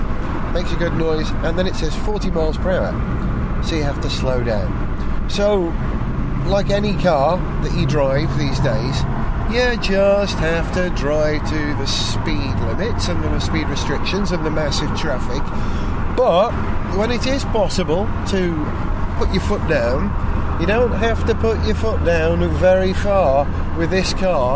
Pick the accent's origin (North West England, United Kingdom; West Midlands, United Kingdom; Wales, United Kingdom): Wales, United Kingdom; Holywell; moved away; Holywell, my hometown